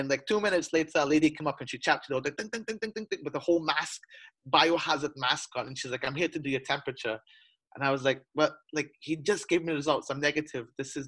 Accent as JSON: {"language": "English", "country": "United Kingdom", "moved": "yes", "lives_now": "China", "said": "I'm British, but I'm entitled to nothing because I work and live in China."}